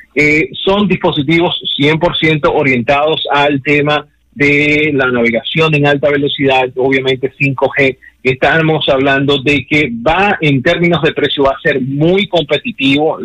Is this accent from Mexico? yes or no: no; Dominican Republic; somos República Dominicana